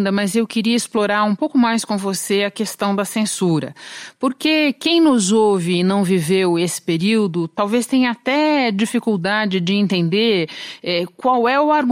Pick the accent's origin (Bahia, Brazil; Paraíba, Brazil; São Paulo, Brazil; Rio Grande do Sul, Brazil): São Paulo, Brazil; Eu sou de São Paulo, por exemplo